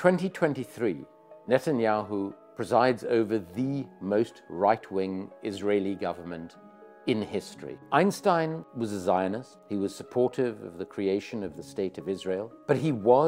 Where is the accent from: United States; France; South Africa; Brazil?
South Africa; as a South African committed to non-racism in the country of apartheid, I became very involved with the ANC from quite a young age